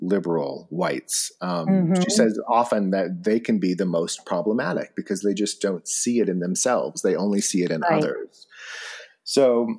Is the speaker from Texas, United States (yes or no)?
no; Bishop, California, United States; moved away; I grew up in Bishop